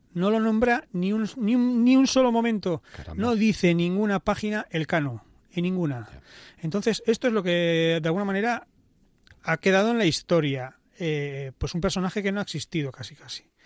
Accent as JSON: {"language": "Spanish", "region": "Basque Country", "country": "Spain", "said": "soy vasco"}